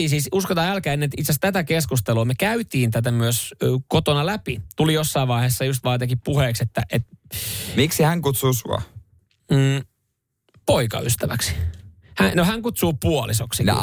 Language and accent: Finnish; Ostrobothnia, Finland; On, on se meillä Pohjanmaalla.